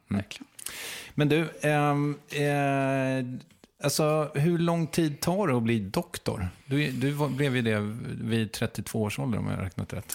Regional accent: Strängnäs, Södermanland, Sweden; från Strängnäs

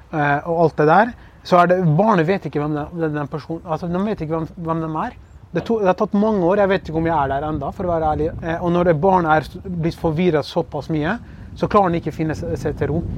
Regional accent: Kurdistan Region, Iraq; now in Norway; de forventer selvfølgelig at jeg skal si at jeg er fra ja, Kurdistan, jeg er kurder fra Irak eller noe sånt. Og er, jeg er stolt over det

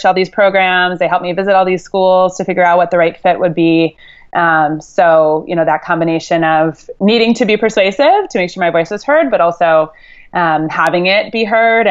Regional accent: Chicago, Illinois, United States; also born or lived in Boston, Massachusetts; I grew up in the northern suburbs of Chicago. I was originally born in Boston

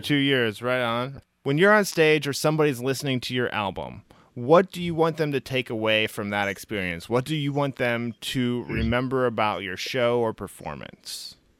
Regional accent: Midwest, United States; now in Bay Area, United States; I'm out of yeah. the Bay Area up here. I'm originally from the Midwest

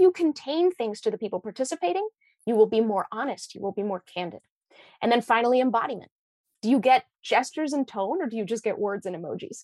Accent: Washington, United States; we're both from Washington State, right? I grew up in Everett and you're in Seattle.

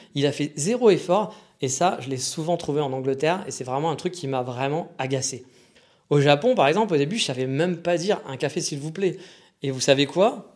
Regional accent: France; accent: French; quand je parle, on entend que je suis français

